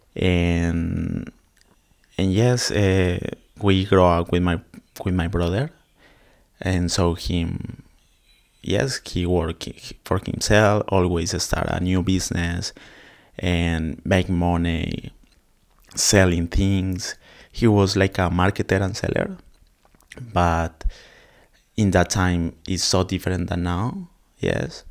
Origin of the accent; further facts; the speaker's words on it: Colombia; English is a second language; now in Australia; I'm from Colombia.